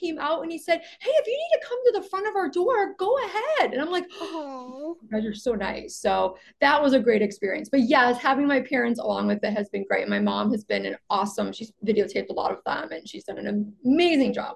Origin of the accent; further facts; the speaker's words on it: Chicago, Illinois, United States; now in Los Angeles, United States; It's where I live, and also I'm from Chicago